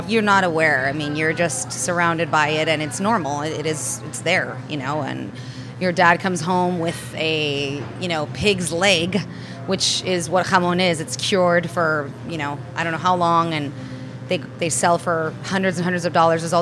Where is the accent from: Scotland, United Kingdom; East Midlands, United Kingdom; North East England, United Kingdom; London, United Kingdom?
London, United Kingdom; born there; also born or lived in Europe / United States; Um, well, I was born in London. Uh, my parents met. My dad left Spain. My mom left Italy. They connected there. They got married. They had me. Um, and I grew up between uh, Europe and the United States as a child.